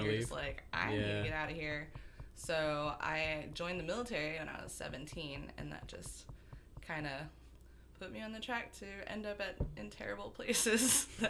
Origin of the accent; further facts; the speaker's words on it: Las Vegas, Nevada, United States; moved away as an adult; now in Houston, United States; Originally, I'm from Las Vegas, Nevada. Traveled a bit, joined the military, ended up in lovely Houston, Texas